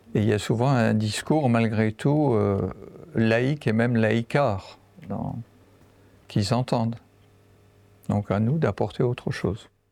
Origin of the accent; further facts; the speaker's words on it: Lorraine, Grand Est, France; moved away as an adult; also born or lived in Central African Republic; je viens en fait de Lorraine. J'habite maintenant dans, dans, cette région.